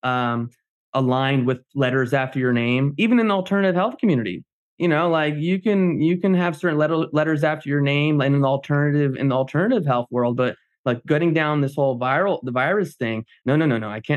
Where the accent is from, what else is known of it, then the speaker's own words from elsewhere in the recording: New Jersey, United States; I'm Jersey. I'm from New Jersey. I'm a Greek